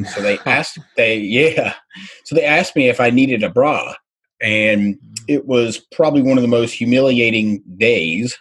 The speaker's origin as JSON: {"language": "English", "region": "North Carolina", "country": "United States", "tie": "born or raised there", "also_born_or_lived": "Charlotte, North Carolina / Las Vegas", "moved": "yes", "said": "I'm from Mayberry. So literally from a little bitty itty bitty town, like that was on like the Andy Griffith Show. That's where I grew up"}